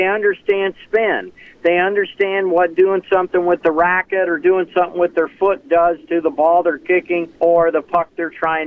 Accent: Stuart, Florida, United States; I grew up in Stuart, Florida, Martin County, Florida, county just north of West Palm Beach

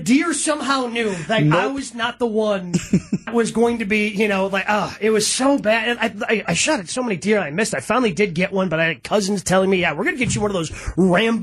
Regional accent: Horicon, Wisconsin, United States; I grew up in Horicon

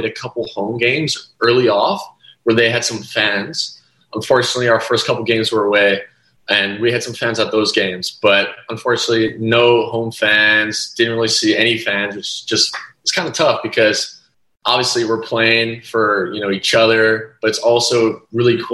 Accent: United States; moved away as an adult; also born or lived in Poland; I was actually the only American on my Polish team in Asseco Resovia

